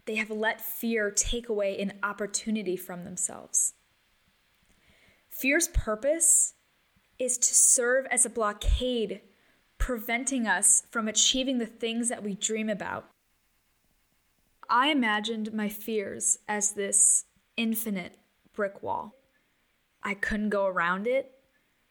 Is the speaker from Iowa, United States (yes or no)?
no; Chicago, Illinois, United States; moved away as an adult; also born or lived in Switzerland; I'm from Chicago